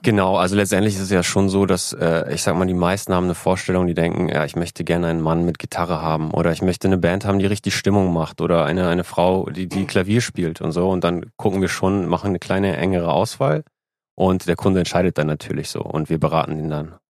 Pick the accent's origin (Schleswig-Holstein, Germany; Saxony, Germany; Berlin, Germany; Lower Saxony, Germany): Schleswig-Holstein, Germany; Lübeck; now in Hamburg, Germany; ich komme aus Lübeck